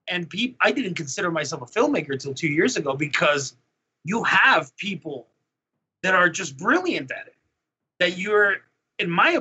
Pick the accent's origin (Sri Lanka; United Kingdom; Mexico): Mexico; moved away; in Mexico